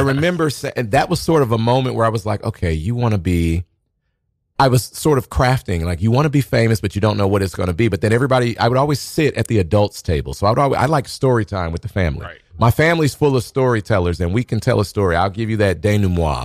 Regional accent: Omaha, Nebraska, United States; now in New York, United States; I'm originally from Omaha, Nebraska.

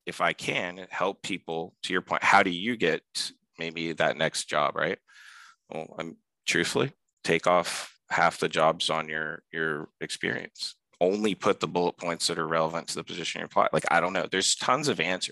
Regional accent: Pine Hills, Florida, United States; I grew up in Pine Hills, Florida

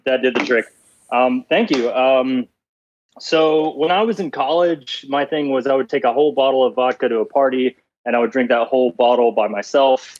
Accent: Alabama, United States; I'm from Alabama, and it's a really alcoholic state

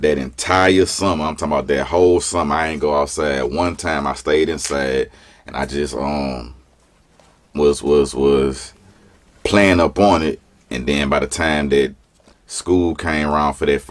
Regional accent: Baton Rouge, Louisiana, United States; Baton Rouge, Louisiana.

